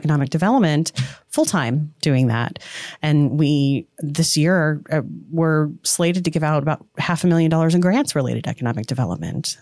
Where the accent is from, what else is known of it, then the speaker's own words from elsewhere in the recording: Portage County, Ohio, United States; moved away; also born or lived in Florida; I grew up in Portage County, moved to Florida, came back